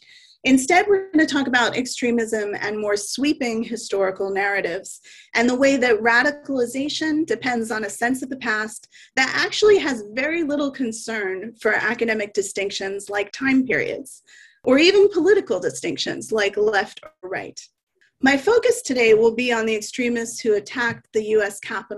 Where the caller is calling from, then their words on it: Vancouver, British Columbia, Canada; I want to start with an acknowledgement that I'm joining you from Vancouver, Canada, which is the traditional, ancestral, and unceded territory of the Coast Salish peoples